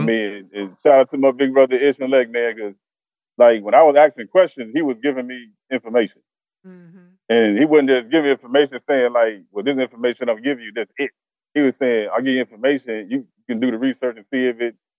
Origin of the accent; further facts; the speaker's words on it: Chicago, Illinois, United States; moved away as an adult; now in Arkansas, United States; I'm originally from Chicago